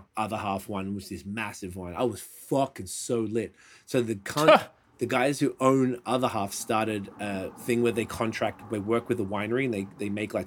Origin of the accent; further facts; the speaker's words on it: Canada; I'm Canadian.